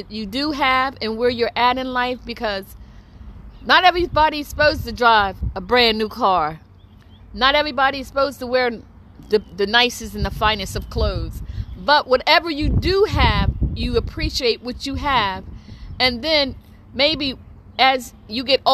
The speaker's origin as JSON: {"language": "English", "region": "New Jersey", "country": "United States", "said": "I'm from New Jersey"}